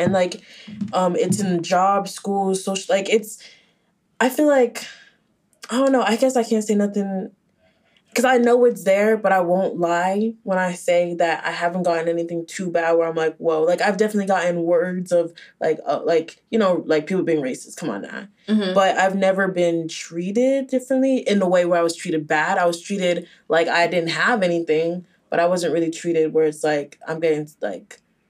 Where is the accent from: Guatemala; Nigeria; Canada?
Nigeria; Like, and also, like, I feel like since you're Haitian, I'm Nigerian, we were never like gonna be